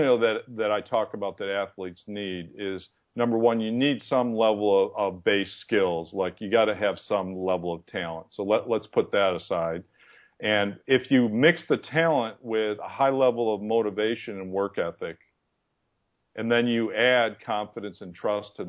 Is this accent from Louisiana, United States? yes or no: no; East Aurora, New York, United States; moved away; my hometown, which was East Aurora, New York